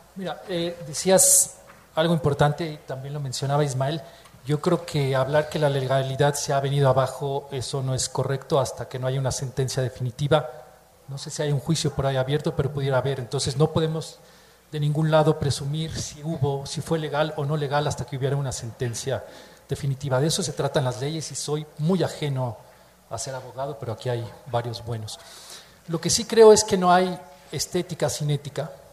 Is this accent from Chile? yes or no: no; Mexico; Se siente uno como mexicano, como miembro de una comunidad cultural